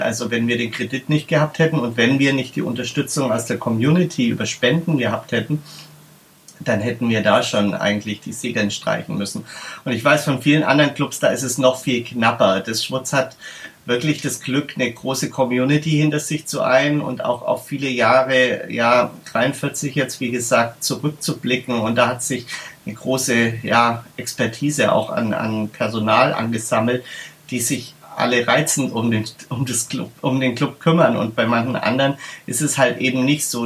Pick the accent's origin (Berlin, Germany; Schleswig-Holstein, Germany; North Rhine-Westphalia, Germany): Berlin, Germany; bei uns in Berlin